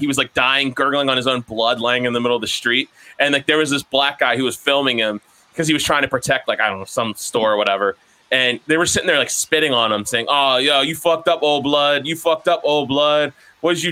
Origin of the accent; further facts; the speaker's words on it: Maryland, United States; we're from Maryland